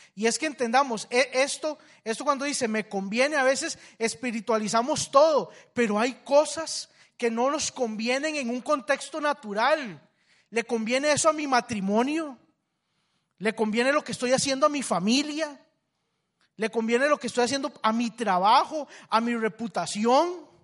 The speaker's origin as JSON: {"language": "Spanish", "country": "Costa Rica", "said": "somos los, los ticos"}